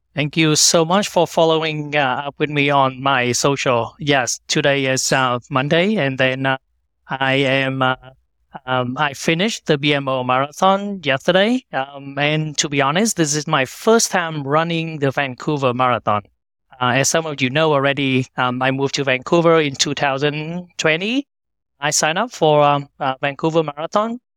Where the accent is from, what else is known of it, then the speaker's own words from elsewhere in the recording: Vietnam; moved away as an adult; now in United States; I was born and raised in Vietnam